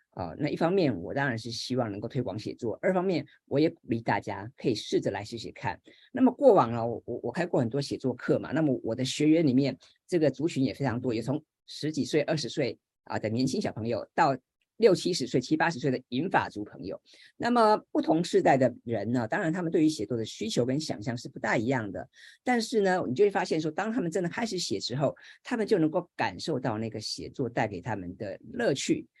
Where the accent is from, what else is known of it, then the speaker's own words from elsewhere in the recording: Hsinchu, Taiwan; 我是新竹人嘛哈，所以是竹字头